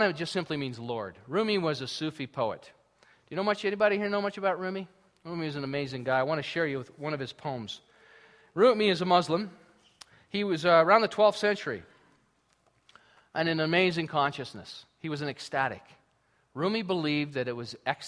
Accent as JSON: {"language": "English", "country": "United States", "moved": "yes", "lives_now": "Canada", "said": "I'm from the United States, and I'm very proud of being from the United States"}